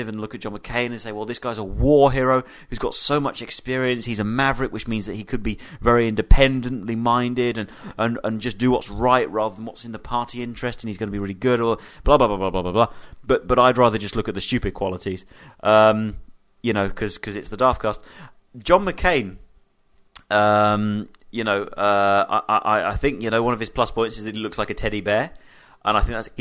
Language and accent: English; United Kingdom; I'm British and I'm a British citizen